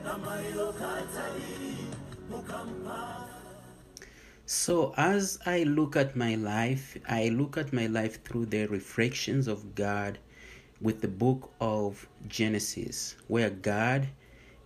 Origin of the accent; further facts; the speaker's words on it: Mufulira, Copperbelt Province, Zambia; moved away as an adult; also born or lived in South Africa; now in Flossmoor, United States; I was born in Mufulira, Zambia. I lived in the mining township there. And my father worked in the mines as a nurse